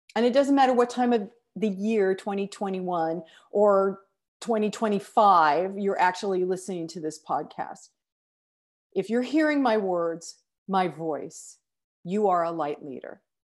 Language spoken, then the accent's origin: English; United States; I'm an American